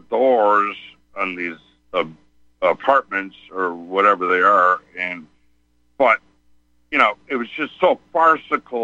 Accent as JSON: {"language": "English", "town": "Chicago", "region": "Illinois", "country": "United States", "said": "We're from Chicago"}